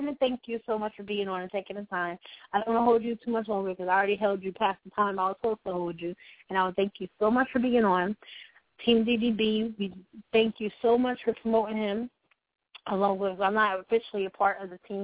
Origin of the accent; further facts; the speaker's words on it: North Carolina, United States; now in New York, United States; I'm a North Carolina girl. I'm a country girl, but I moved to New York